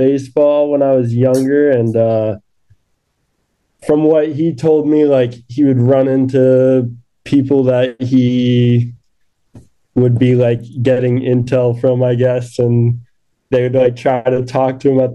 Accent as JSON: {"language": "English", "town": "Harrisburg", "region": "Pennsylvania", "country": "United States", "tie": "born or raised there", "moved": "as an adult", "lives_now": "Salt Lake City, United States", "said": "Originally, I'm from Pennsylvania, Harrisburg, Pennsylvania. And I grew up riding at Round Top Mountain Resort"}